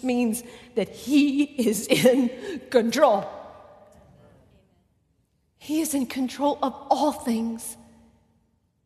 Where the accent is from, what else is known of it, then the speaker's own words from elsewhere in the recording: Texas, United States; I'm from Texas, and we talk a lot